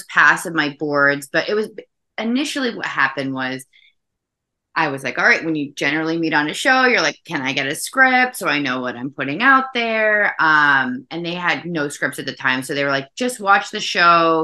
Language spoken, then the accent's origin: English; the South, United States; I am from the South